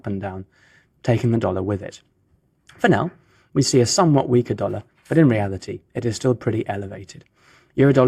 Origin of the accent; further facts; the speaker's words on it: United Kingdom; now in Geneva, Switzerland; my home country